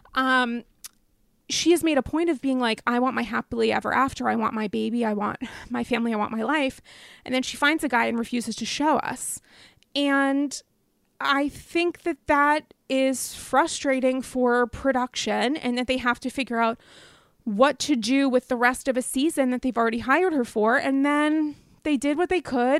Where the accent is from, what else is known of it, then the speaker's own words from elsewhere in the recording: the East / the North, Northeast, United States; I'm from the East. Um, I'm a Northerner.